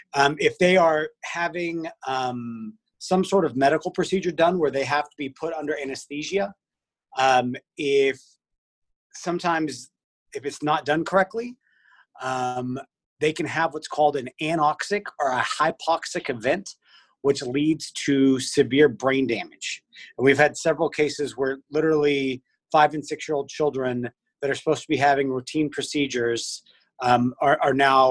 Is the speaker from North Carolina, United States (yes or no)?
no; Weatherford, Texas, United States; I grew up out in Weatherford, Texas